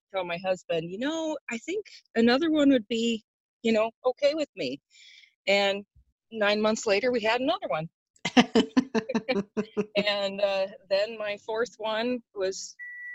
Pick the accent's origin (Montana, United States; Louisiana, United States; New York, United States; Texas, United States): Montana, United States; now in Alaska, United States; I grew up in Montana with two amazing parents.